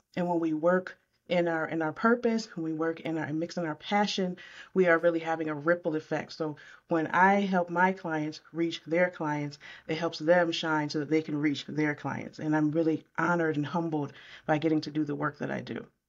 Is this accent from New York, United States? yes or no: yes; Syracuse, New York, United States; now in Concord, United States; I right now live in Concord, North Carolina. I'm from Syracuse, New York, so I specialize right in my hometown